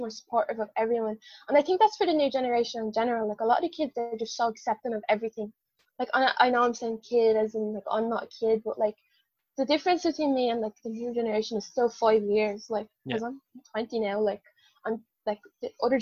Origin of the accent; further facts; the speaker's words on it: Ireland; I'm Irish, I'm the Irish unicorn